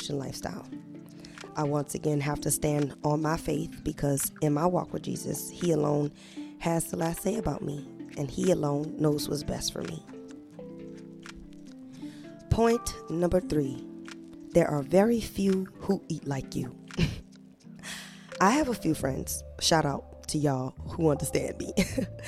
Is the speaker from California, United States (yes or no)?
no; New Orleans, Louisiana, United States; I grew up in New Orleans, Louisiana